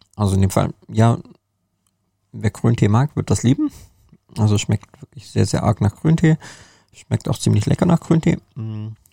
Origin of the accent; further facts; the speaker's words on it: Germany; bei uns in Deutschland